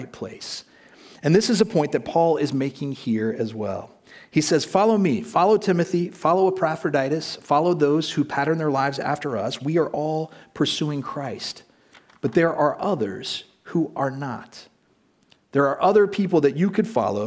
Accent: United States; moved away as an adult; now in Prague, Czech Republic; when I was a child growing up in the United States

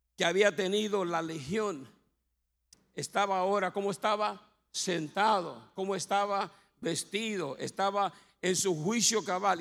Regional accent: Bayamón, Puerto Rico; yo me crié en Bayamón, en Punta Brava

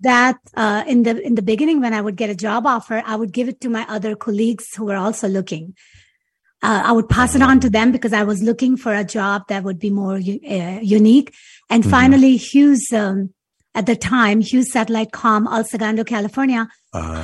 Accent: Karachi, Sindh, Pakistan; moved away as an adult; now in United States; growing up in Pakistan

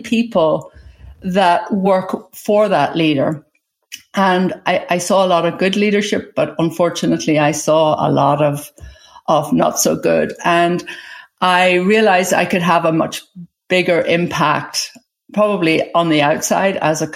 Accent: Ireland; also born or lived in England; now in United States; I was born in Ireland. I went to school in England.

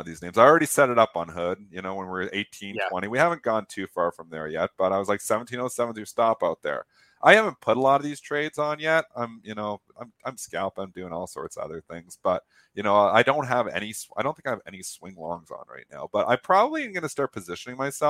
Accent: Canada; me as a Canadian

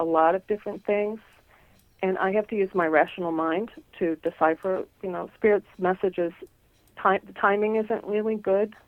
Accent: Nebraska, United States; when I was a little girl. Mm-hmm. Growing up in Nebraska.

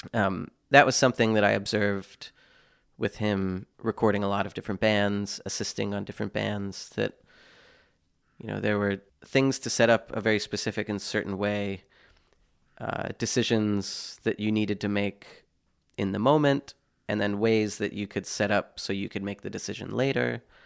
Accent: Pennsylvania, United States; moved away; also born or lived in Boston, Massachusetts / United Kingdom; I'm from Pennsylvania originally, having lived here f, in Boston for twelve years, now spending time in the U K

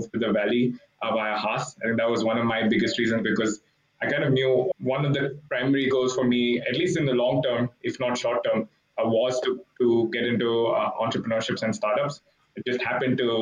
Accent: Mumbai, Maharashtra, India; moved away as an adult; also born or lived in Hong Kong / Berkeley, California; I grew up in India, grew up in Mumbai

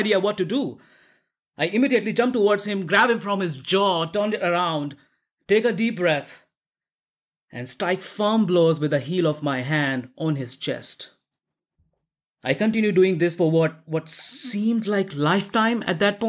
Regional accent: Delhi, India; In Delhi, in India, my hometown

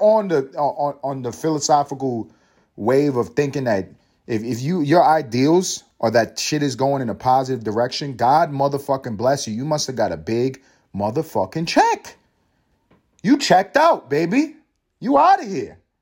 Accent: United States; I am American. I am American

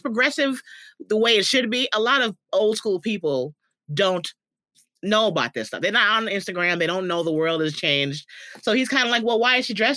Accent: New York, United States; now in California, United States; someone who grew up in the Bronx, who before I moved to California

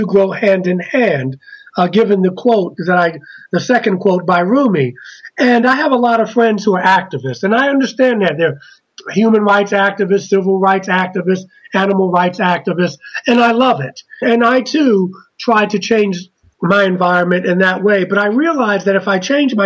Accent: Baltimore, Maryland, United States; now in Black Mountain, North Carolina, United States; I'm from Baltimore, Maryland, originally

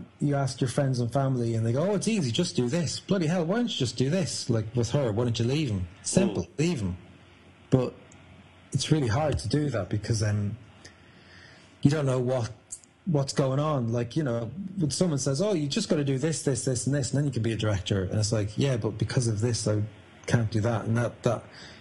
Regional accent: a small town near Dublin, Leinster, Ireland; now in London, United Kingdom; I'm Irish and I'm from a small town near Dublin

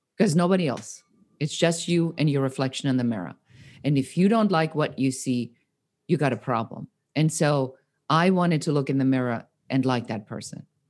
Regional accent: Nuremberg, Bavaria, Germany; moved away; also born or lived in Munich; I'm born in Munich and I grew up in Nuremberg.

